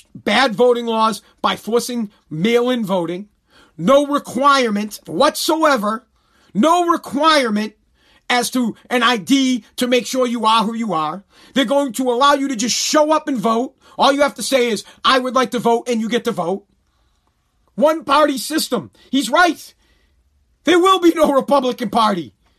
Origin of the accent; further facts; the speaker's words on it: United States; as an American